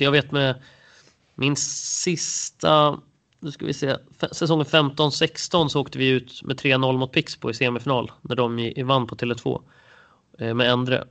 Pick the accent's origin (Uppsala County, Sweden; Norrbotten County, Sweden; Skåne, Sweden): Uppsala County, Sweden; Storvreta; also born or lived in Jönköping; jag är faktiskt född i Jönköping. Jag brukar alltid säga att jag är från Uppsala, men jag, jag, jag är uppvuxen i alla fall i Storvreta utanför Uppsala.